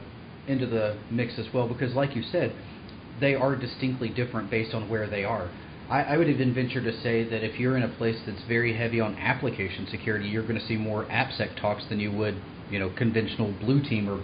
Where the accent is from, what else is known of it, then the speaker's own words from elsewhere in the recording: Knoxville, Tennessee, United States; moved away; I'm originally from the Knoxville, Tennessee area, so I went to BSides Knoxville. Now that I'm moving back to the Knoxville area